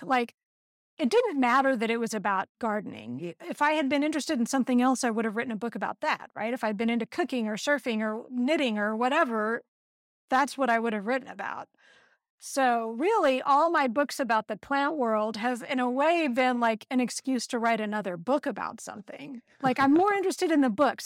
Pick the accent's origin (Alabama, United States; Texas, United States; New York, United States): Texas, United States; moved away as an adult; also born or lived in Santa Cruz, California; I grew up in Texas